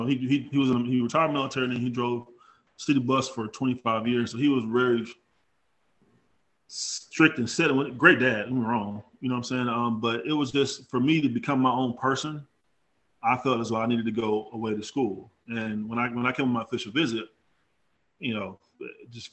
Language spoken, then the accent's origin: English; North Carolina, United States; moved away as an adult; also born or lived in Indiana; I come from Carolina Duke territory.